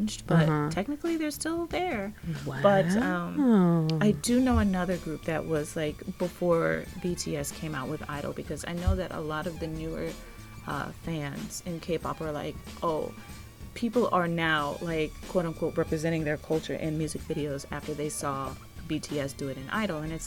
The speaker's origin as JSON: {"language": "English", "region": "New Jersey", "country": "United States", "tie": "born or raised there", "said": "I'm from New Jersey"}